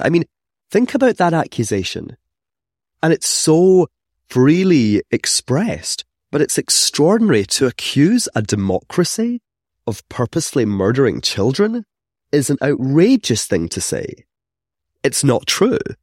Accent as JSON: {"language": "English", "region": "Scotland", "country": "United Kingdom", "tie": "born or raised there", "accent": "Scottish", "said": "growing up in Scotland, you can tell from my accents that I'm not from here"}